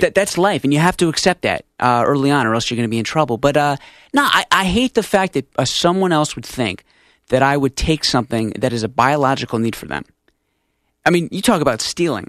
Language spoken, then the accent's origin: English; Stamford, Connecticut, United States; we're from Stanford